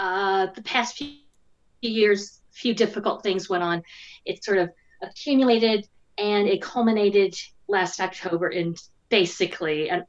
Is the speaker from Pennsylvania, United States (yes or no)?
no; Indiana, United States; moved away as an adult; now in London, United Kingdom; I'm from Indiana. I'm a Hoosier